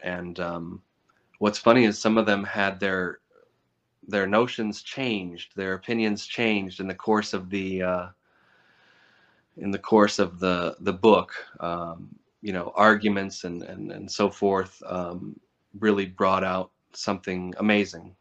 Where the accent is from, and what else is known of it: United States